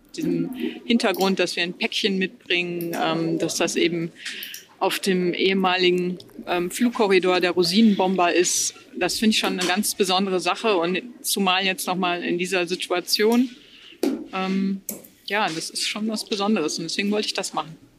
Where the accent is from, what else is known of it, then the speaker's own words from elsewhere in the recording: Wesel, North Rhine-Westphalia, Germany; moved away; ich komme ursprünglich aus Wesel am Niederrhein